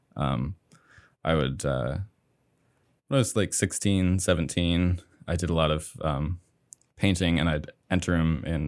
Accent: Somerville, Maine, United States; I grew up in a small town called Somerville, Maine

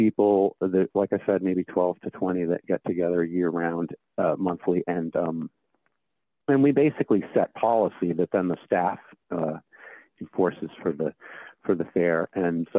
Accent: Maine, United States; Growing up in Maine

